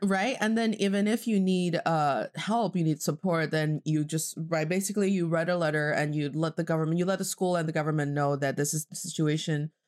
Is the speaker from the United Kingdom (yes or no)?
no; Northeast China, China; English is a second language; also born or lived in Boston, United States / Charlotte, United States; now in Beijing, China; I am from the northeast part of China, and I'm speaking to you from Beijing, China